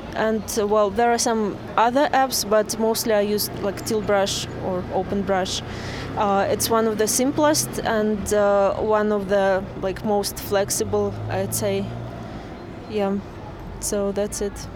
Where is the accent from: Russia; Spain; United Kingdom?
Russia; Saint Petersburg; I am from Russia, St. Petersburg.